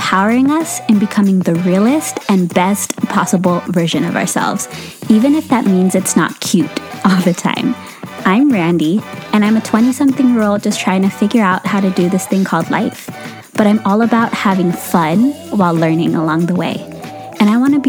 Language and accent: English; San Francisco Bay Area, California, United States; I am 23 years old and I'm from the San Francisco Bay Area